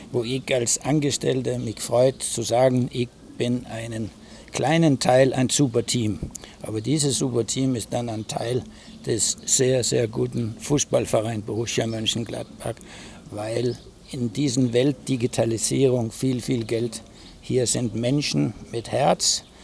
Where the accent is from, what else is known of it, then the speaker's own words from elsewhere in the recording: Denmark; German is a second language; Und als, als Däne, der mittlerweile, ich habe in Amerika gespielt, ich war Trainer in Japan mit Holger Ussig, äh, fühle ich mich in einem Familienteam auf gut Deutsch sauwohl.